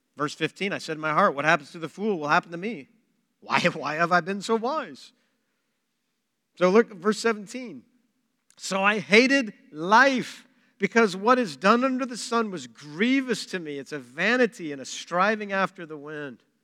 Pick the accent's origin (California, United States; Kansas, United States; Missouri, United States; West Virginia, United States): Kansas, United States; Pratt; I'm from Pratt, by the way. I was, that's my hometown.